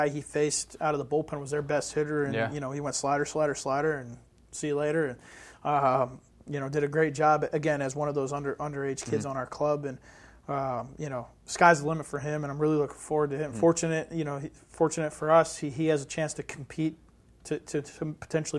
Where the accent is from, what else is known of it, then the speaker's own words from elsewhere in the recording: Western New York, United States; I'm from Western New York